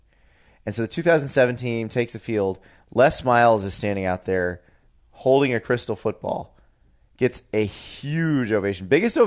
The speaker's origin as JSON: {"language": "English", "region": "the South", "country": "United States", "said": "I'm from the South."}